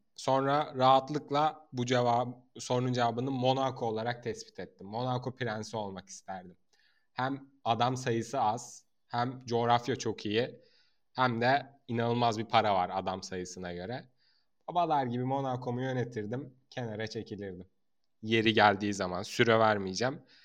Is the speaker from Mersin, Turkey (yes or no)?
yes; Mersin, Turkey; ben Mersin'de doğup büyüdüm